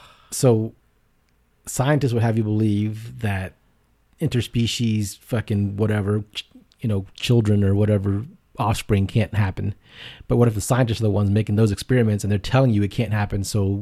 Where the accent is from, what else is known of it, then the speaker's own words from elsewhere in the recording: Richmond, Texas, United States; I'm from Richmond.